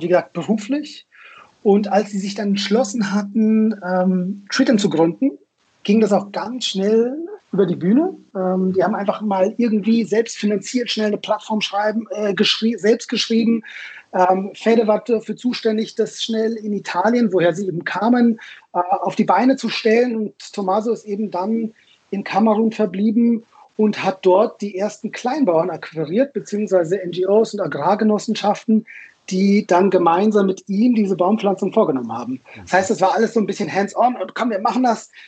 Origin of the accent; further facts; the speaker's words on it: Munich, Bavaria, Germany; also born or lived in Israel; ich komme aus München, in München geboren